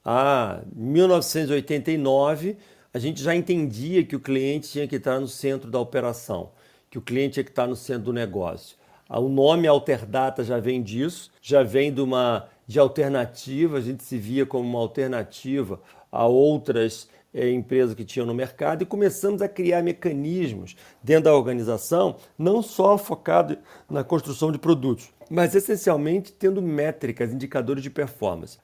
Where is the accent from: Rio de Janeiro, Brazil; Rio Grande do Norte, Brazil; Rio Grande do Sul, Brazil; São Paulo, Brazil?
Rio de Janeiro, Brazil; Teresópolis; also born or lived in Petrópolis; eu sou originário de Teresópolis, no Rio de Janeiro, uma cidade pequena